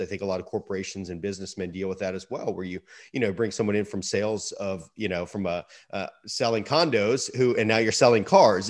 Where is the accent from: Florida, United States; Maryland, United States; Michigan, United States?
Florida, United States; Sarasota; my hometown of Sarasota, Florida